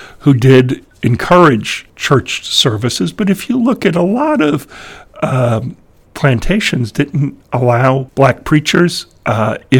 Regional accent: New York, United States; I grew up in New York State

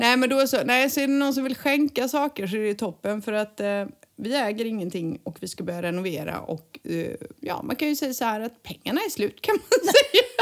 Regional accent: Sweden; now in Spain; vi svenskar

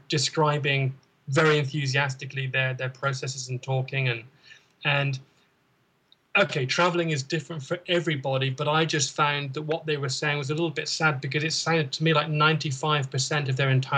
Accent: United Kingdom; moved away; we're British

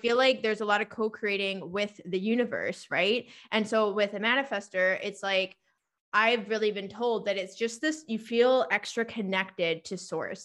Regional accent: Victoria, British Columbia, Canada; I'm living in my hometown again.

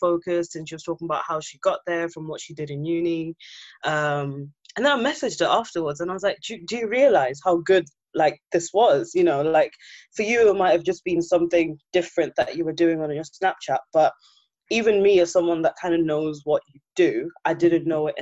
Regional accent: Zimbabwe; now in United Kingdom; we're both from Zimbabwe, and a lot of us came here maybe late 90s, early 2000s, like our parents moved here

